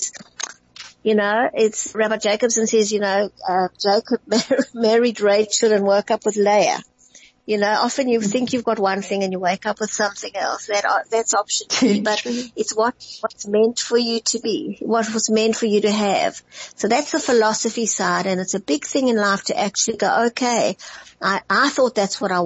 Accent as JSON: {"language": "English", "town": "Johannesburg", "region": "Gauteng", "country": "South Africa", "tie": "born or raised there", "moved": "yes", "said": "when I grew up in Johannesburg, the northern suburbs"}